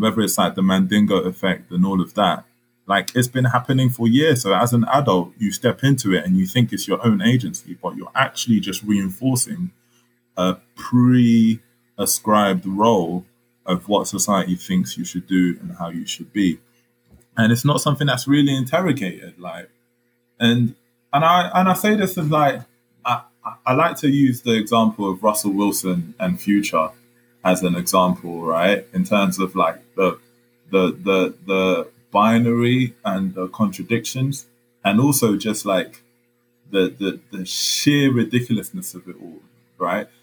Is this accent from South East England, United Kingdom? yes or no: no; London, United Kingdom; also born or lived in Congo; I'm a black Londoner.